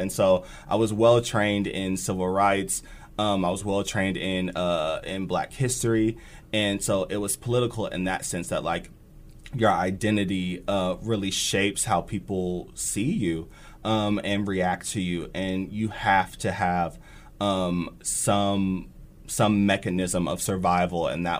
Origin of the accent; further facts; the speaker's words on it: Bellevue, Nebraska, United States; also born or lived in Germany; My dad was in the Air Force, so I was born in Germany. We moved around quite a bit. But I did most of my education in Bellevue